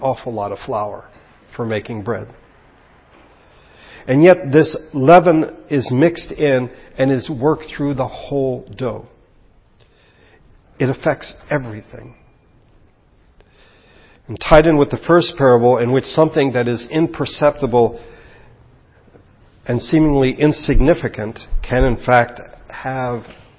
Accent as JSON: {"language": "English", "country": "United States", "said": "we are Americans"}